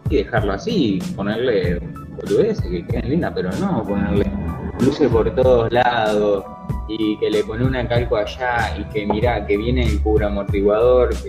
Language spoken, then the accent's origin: Spanish; Bahía Blanca, Buenos Aires Province, Argentina; los que somos de Bahía